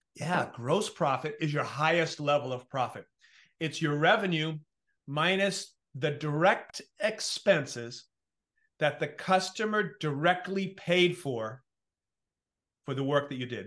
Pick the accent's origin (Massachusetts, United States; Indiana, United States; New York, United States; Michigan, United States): New York, United States; I come from New York